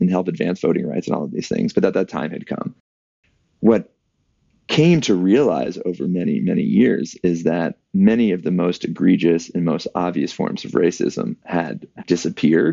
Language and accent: English; Atlanta, Georgia, United States; I grew up in Atlanta, Georgia